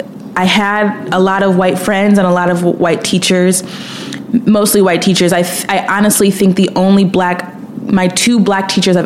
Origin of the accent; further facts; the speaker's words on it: Williamsville, New York, United States; moved away as an adult; also born or lived in Brooklyn, New York; now in Los Angeles, United States; So I grew up in Buffalo, New York, but I specifically grew up in a suburb 10 minutes away from Buffalo called Williamsville. I lived up the street from my elementary school